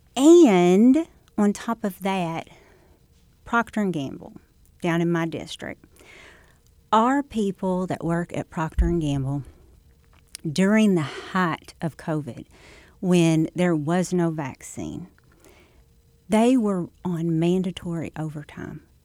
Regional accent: Scott County, Missouri, United States; I'm from Saxton. Um, to Scott County. I actually live outside Scott City now

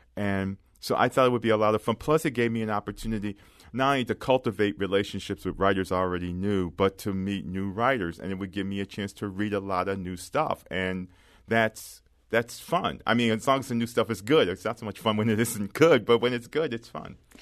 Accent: Philadelphia, Pennsylvania, United States; I grew up in Philadelphia, and I grew up in a working class neighborhood

